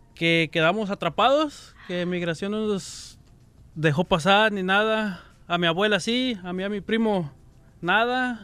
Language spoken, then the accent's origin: Spanish; Puerto Vallarta, Jalisco, Mexico; moved away; De Jalisco, de Puerto Vallarta.